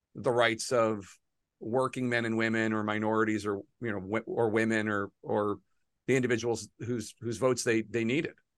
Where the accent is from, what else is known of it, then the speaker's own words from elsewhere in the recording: Philadelphia, Pennsylvania, United States; I'm a Philadelphian